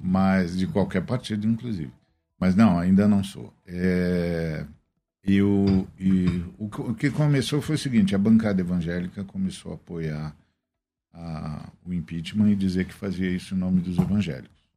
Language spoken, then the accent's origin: Portuguese; Guarulhos, São Paulo, Brazil; moved away as an adult; Guarulhos é a cidade onde eu cresci. meu ah, pai ah, chegou em Guarulhos eu tinha seis anos e só saí de lá com 25.